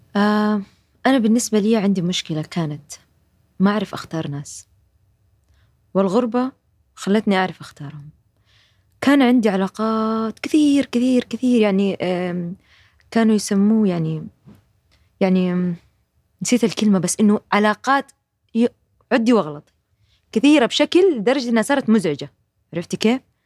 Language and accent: Arabic; Jeddah, Makkah Province, Saudi Arabia; moved away; احنا عندنا في جده وفي الغربيه